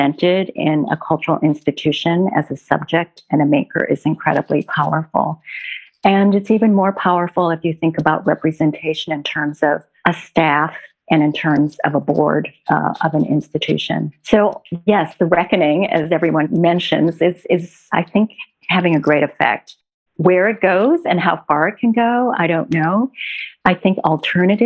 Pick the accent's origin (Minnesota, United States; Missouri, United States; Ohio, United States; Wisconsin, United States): Minnesota, United States; Minneapolis; now in New York, United States; I grew up in the Midwest, in Minneapolis